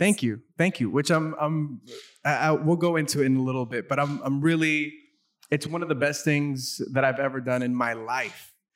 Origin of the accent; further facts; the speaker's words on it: South Gate, California, United States; I grew up in Southgate, which is a neighboring city